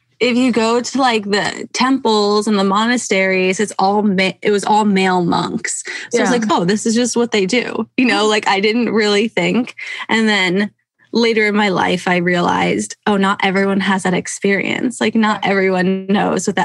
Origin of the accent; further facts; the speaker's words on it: Pennsylvania, United States; now in Seattle, United States; I grew up in Pennsylvania